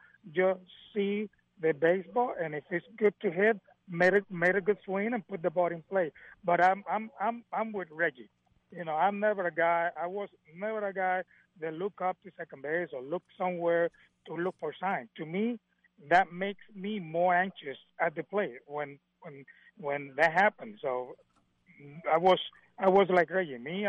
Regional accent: Vega Baja, Puerto Rico; moved away; also born or lived in Manatí, Puerto Rico; I born in Manatee, but I grew up in Vega Baja, which is the next town

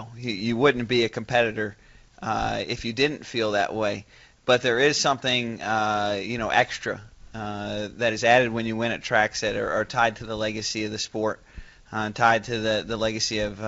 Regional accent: Michigan, United States; I know it's made back in my home state of Michigan

